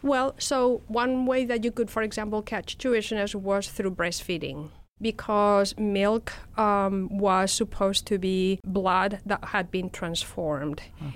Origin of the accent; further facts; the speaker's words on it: Madrid, Community of Madrid, Spain; accent: Spanish; English is a second language; my accent gave me out as a Spanish citizen